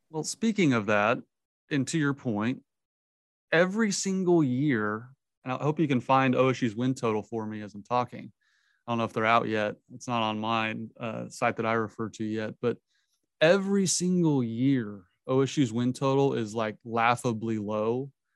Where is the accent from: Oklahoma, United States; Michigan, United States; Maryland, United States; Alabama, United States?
Oklahoma, United States; Edmond; Edmond, my hometown